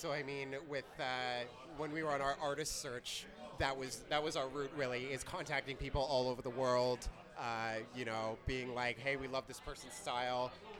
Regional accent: Toronto, Ontario, Canada; We're Toronto kids born and raised.

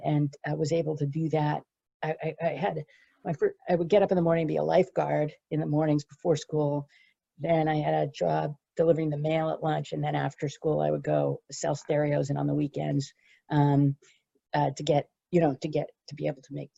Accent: New York City, New York, United States; now in Toronto, Canada; I'm a native of New York City. I was born in Queens, New York, which is a borough of New York City

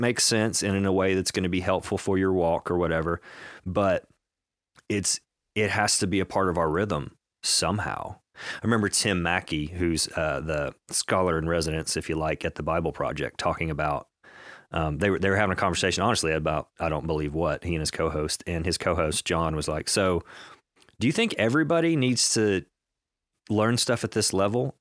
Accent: United States; we as a, as an American Christian people

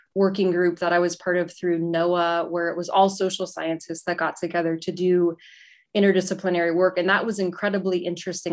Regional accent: Pittsburgh, Pennsylvania, United States; moved away; I grew up in Pittsburgh, um, a lot of steel mill, like union

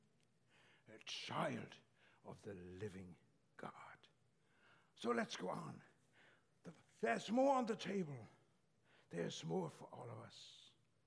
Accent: Germany; moved away; I grew up in Germany, as you probably noticed from my accent

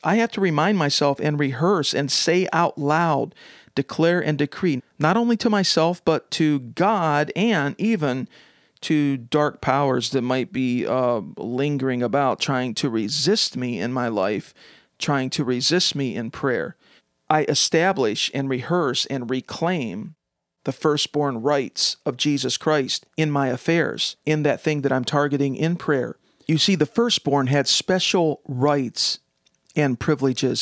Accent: United States; as an American

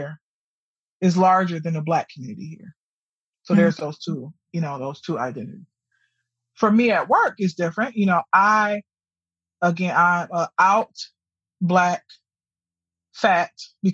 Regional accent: Detroit, Michigan, United States; moved away; I'm from Detroit. When I'm going back to Detroit, predominantly, I see relatives

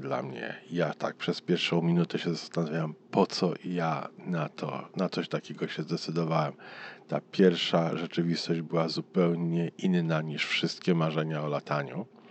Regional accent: Warsaw, Masovian Voivodeship, Poland; urosłem w pobliżu lotniska, e, na Gocławiu. Teraz tam jest duże osiedle, ale jak ja dorastałem, tam było lotnisko sportowe. Wielka łąka zaraz obok Warszawy

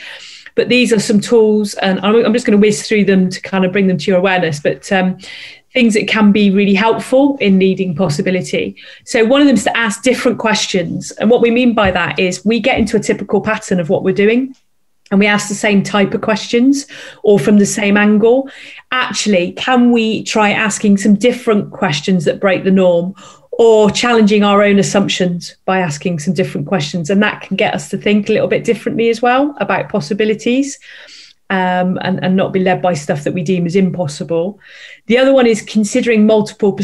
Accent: Bristol, South West England, United Kingdom; I'm from Bristol, so I can say OOR.

